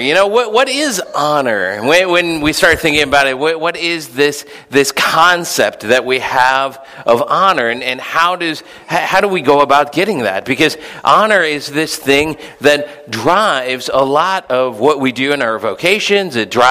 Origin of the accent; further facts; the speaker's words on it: Philippines; Dear brothers and sisters in Christ, when I was growing up in the Philippines, there was this other missionary kid.